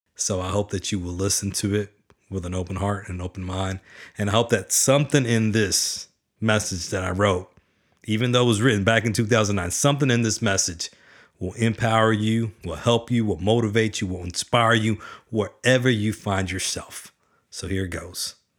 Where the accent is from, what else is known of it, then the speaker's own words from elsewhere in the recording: Garland, Texas, United States; I was born in Garland, Texas, a blue-collar town with a blue-collar working mother